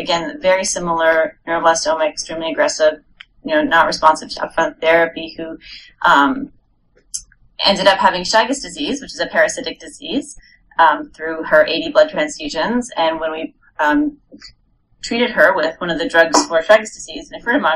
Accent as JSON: {"language": "English", "town": "Montreal", "region": "Quebec", "country": "Canada", "also_born_or_lived": "New York / Rhode Island", "moved": "as an adult", "said": "I'm originally from Montreal up in Canada"}